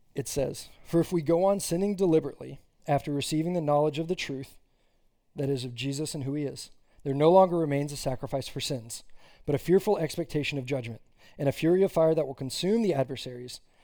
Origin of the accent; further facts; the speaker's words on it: Austin, Texas, United States; moved away as an adult; now in Fort Worth, United States; I grew up in Austin, Texas, and then for college, migrated up here to Fort Worth